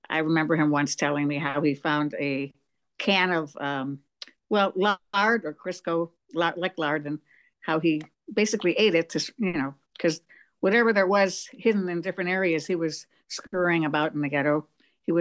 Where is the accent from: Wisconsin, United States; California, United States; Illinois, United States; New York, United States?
Wisconsin, United States; Milwaukee; also born or lived in Munich, Germany; now in San Diego, United States; I grew up in Milwaukee.